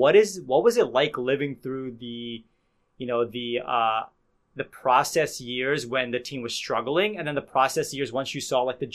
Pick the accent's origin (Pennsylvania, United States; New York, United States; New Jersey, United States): Pennsylvania, United States; Philadelphia; as a Philadelphia native and someone who's surrounded by a bunch of Sixers fans